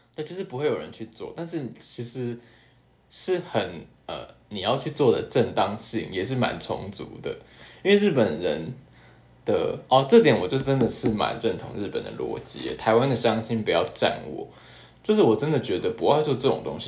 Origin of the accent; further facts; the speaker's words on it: Taipei, Taiwan; moved away as an adult; now in Japan; 小时候在台北都不敢做，不爱做